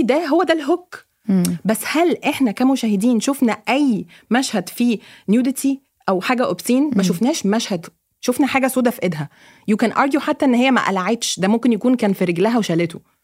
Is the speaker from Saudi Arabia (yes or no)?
no; Egypt; moved away; also born or lived in Lebanon; انا كواحده مصريه اوكي انا عشت في لبنان 8 سنين